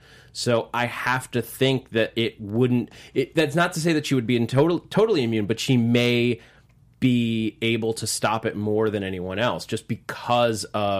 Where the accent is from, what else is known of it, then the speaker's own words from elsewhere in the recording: New York, United States; As a New Yorker, I don't disagree with you. However, I know that that's because I'm from New York.